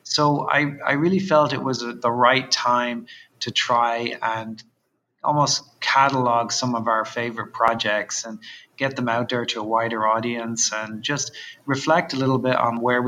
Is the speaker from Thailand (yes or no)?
no; Dublin, Leinster, Ireland; I'm from Dublin originally, and I grew up in Dublin, which is a very tight, small urban environment and relatively old.